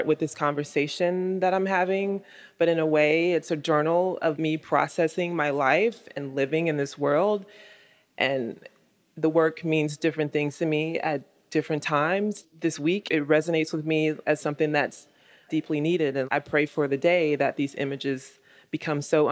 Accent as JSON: {"language": "English", "country": "United States", "said": "I'm definitely a black woman, I'm definitely an American"}